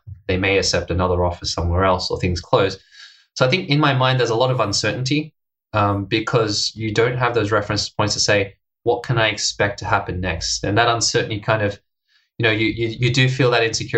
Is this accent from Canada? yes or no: no; Australia; moved away as an adult; also born or lived in Hong Kong; now in Japan; I'm from Australia.